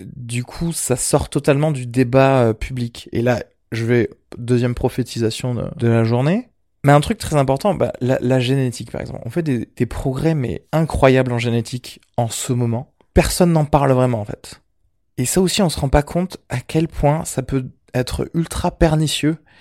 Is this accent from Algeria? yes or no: yes; Algeria; je suis méditerranéen vu que je suis né en Algérie